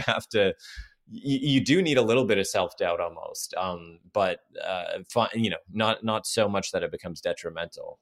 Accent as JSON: {"language": "English", "town": "Toronto", "region": "Ontario", "country": "Canada", "moved": "as an adult", "lives_now": "Los Angeles, United States", "said": "I'm from Toronto, Canada originally, and I was trying to move here to L"}